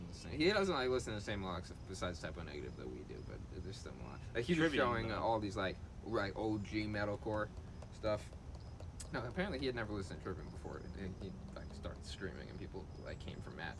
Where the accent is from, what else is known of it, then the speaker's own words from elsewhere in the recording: Germany; We're both from Germany, so.